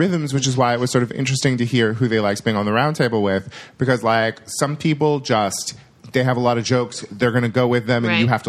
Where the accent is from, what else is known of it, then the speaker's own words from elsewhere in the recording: Yuba City, California, United States; I am from Yuba City.